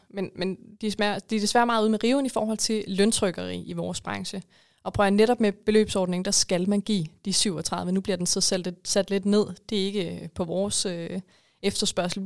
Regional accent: Denmark; som danskere

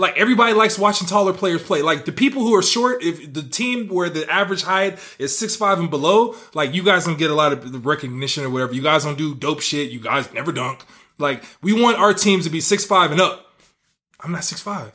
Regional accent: the Bay Area, California, United States; now in Las Vegas, United States; I'm from the Bay

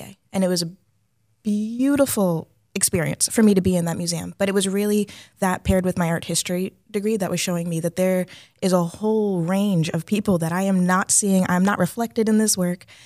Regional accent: Leominster, Massachusetts, United States; also born or lived in Amherst, Massachusetts; I was born in Leominster

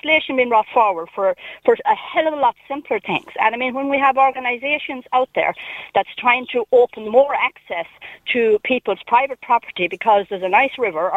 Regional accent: Ireland; we, as people in rural Ireland

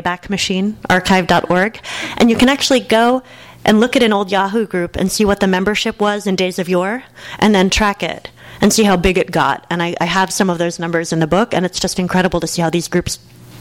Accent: New Jersey, United States; moved away; Jersey, I'm from the Great Garden State originally

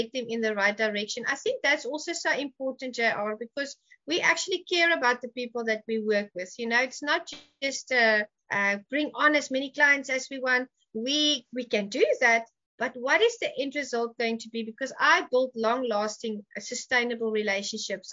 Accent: South Africa; moved away; I'm from Africa

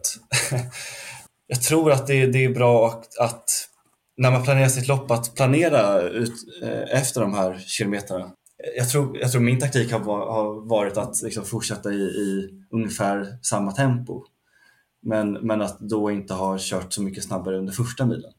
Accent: Lidingö, Stockholm County, Sweden; Jag är uppvuxen, eh, typ femtio meter från, eh, från en del av banan

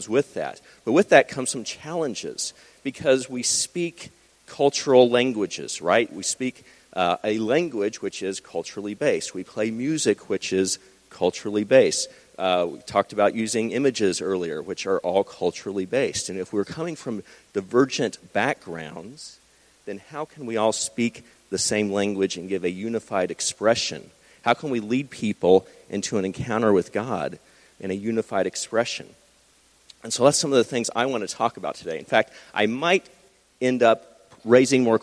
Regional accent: Texas, United States; moved away as an adult; also born or lived in Los Angeles, California / New Mexico; now in Ohio, United States; I grew up in Texas.

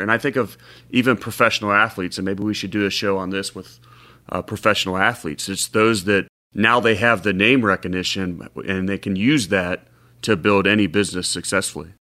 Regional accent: Cincinnati, Ohio, United States; I grew up in Cincinnati

